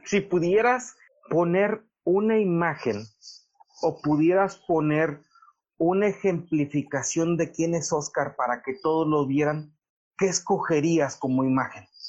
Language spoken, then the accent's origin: Spanish; Mexico; nosotros como mexicanos